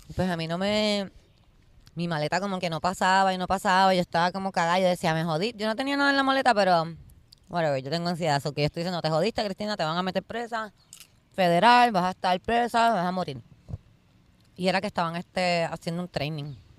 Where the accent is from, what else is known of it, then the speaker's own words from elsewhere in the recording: Puerto Rico; yo soy una jíbara de Puerto Rico